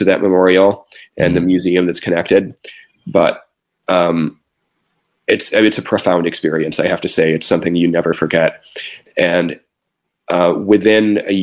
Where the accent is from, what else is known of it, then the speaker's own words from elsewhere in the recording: Midwest, United States; a pretty conservative teenager, actually growing up in the Midwest.